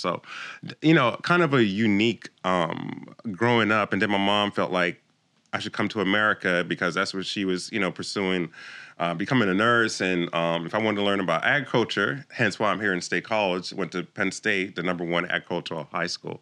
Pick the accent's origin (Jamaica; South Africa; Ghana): Jamaica; moved away; also born or lived in Philadelphia, United States; I came from Jamaica. I was born in Jamaica, a small island